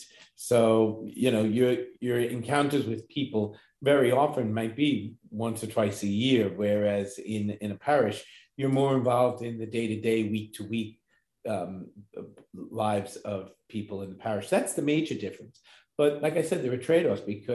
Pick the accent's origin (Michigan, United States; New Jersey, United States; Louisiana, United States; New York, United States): New York, United States; Long Island; moved away as an adult; also born or lived in Ohio; now in Brooklyn, United States; growing up on Long Island